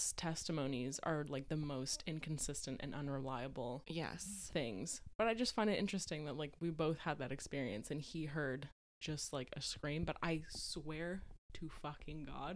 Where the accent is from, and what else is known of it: Canada; born or raised there